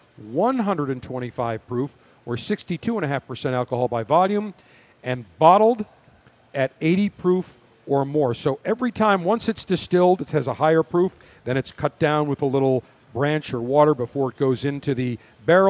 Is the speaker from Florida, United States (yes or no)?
no; Buffalo, New York, United States; I grew up in Buffalo